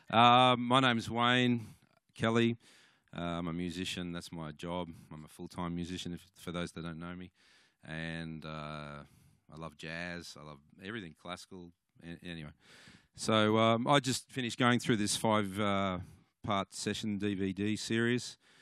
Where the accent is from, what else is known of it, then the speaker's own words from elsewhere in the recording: Cooma, New South Wales, Australia; I come from Cooma